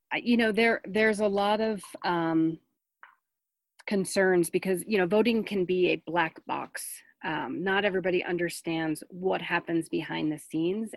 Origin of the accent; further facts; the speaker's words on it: New Jersey, United States; I grew up in New Jersey as, you know, as part of a Jewish family